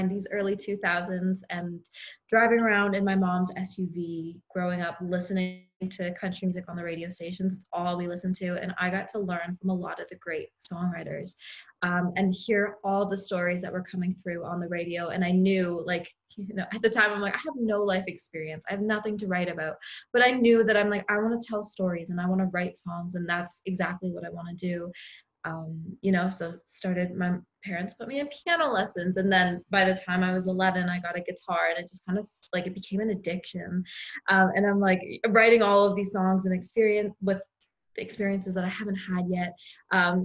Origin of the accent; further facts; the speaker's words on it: Tillsonburg, Ontario, Canada; also born or lived in Boston, Massachusetts / Scotland; I'm from Tillsonburg, Ontario